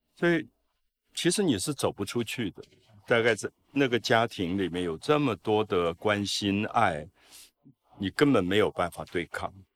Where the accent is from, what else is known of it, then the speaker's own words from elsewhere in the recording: Taipei, Taiwan; 我小时候因为在大龙洞长大，在那个皇宫的庙口